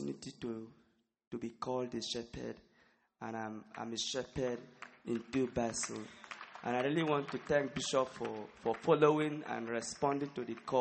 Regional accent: Nigeria; I'm from Nigeria

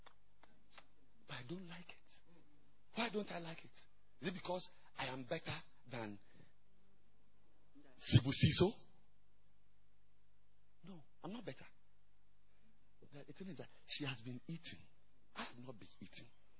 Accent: Ghana; I've come from far away

